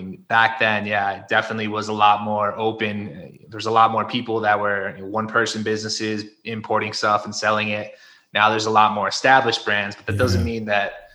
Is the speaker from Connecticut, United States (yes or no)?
yes; Connecticut, United States; moved away as an adult; now in Mexico; I am originally from Connecticut, grew up in the Northeast. However, now I live in Mexico